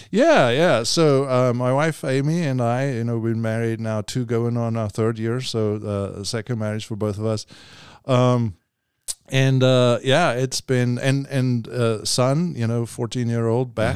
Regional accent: South Africa; moved away as an adult; I was, uh, born and raised in South Africa, and then, uh, in ninety-eight, um, you know, came over

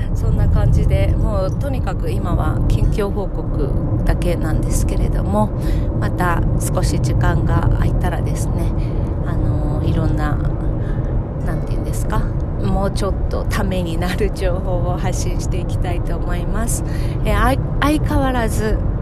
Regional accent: Japan; now in United States; 日本に帰る

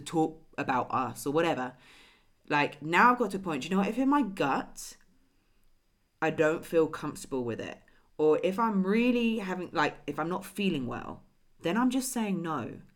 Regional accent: England, United Kingdom; moved away; Oh, England

